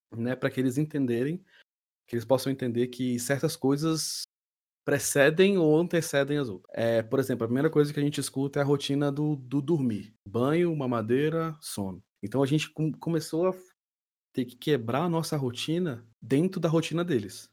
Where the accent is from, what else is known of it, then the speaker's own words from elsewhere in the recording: Brasília, Federal District, Brazil; sou natural de Brasília